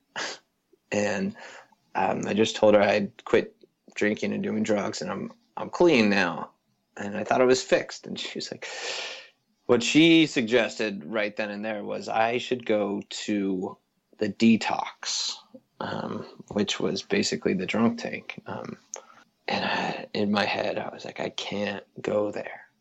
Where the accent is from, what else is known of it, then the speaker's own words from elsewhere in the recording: Avon, Colorado, United States; also born or lived in Boulder, Colorado; born and raised in a town just outside Vail, Colorado, and so grew up in the mountains